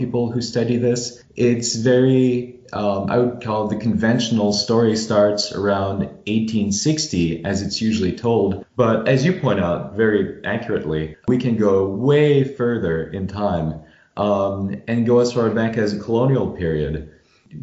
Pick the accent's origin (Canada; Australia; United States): Canada; Cowansville, Quebec; it's a little Cowansville in southern Quebec, and my hometown is, I'd say, about a 20-minute drive from Vermont.